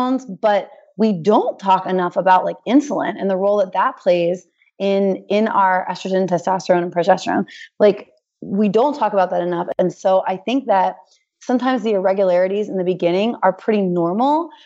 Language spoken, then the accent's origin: English; Hershey, Pennsylvania, United States; moved away; We're from Hershey, Pennsylvania, BT Dubs. So like I grew up with chocolate milk in my bottle